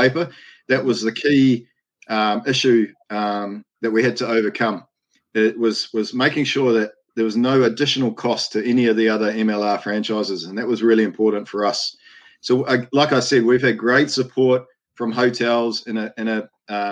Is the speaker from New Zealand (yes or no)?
yes; New Zealand; moved away as an adult; also born or lived in Cook Islands; I'm obviously from New Zealand